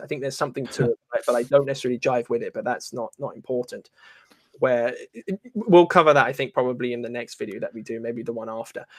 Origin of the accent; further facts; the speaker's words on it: England, United Kingdom; I'm not an Englishman, though. I'm half Irish.